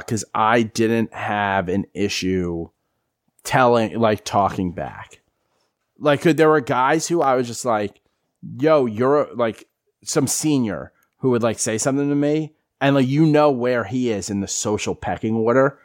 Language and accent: English; New York, United States; moved away as an adult; also born or lived in Philadelphia / Florida; I grew up in New York